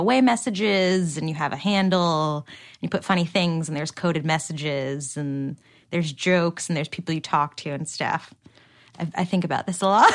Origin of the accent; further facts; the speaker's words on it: New Jersey, United States; now in Los Angeles, United States; I'm from Jersey, which I'm sure the, the more Cosmo I drink, the more my accent will come out